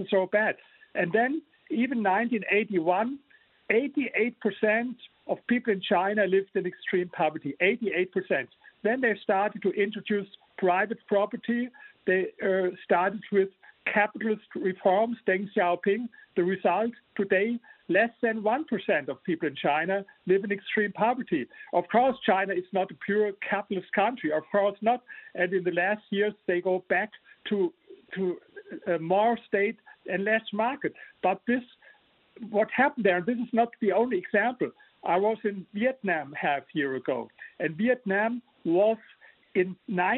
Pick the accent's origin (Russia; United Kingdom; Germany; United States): Germany; English is a second language; You hear my accent, I'm from Germany